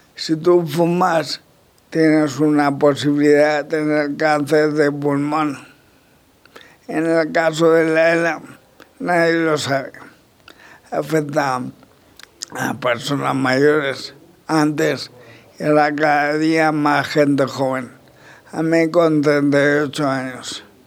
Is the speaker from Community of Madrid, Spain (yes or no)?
no; La Roda, Castilla-La Mancha, Spain; mi pueblo